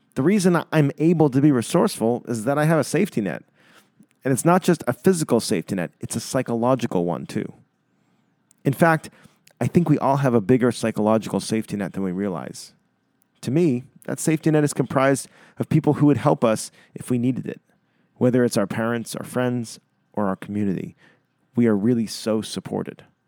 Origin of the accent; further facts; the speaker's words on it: Winchester, Massachusetts, United States; moved away; I'm writing this from Winchester, Massachusetts, where I'm currently spending a month living at home with my parents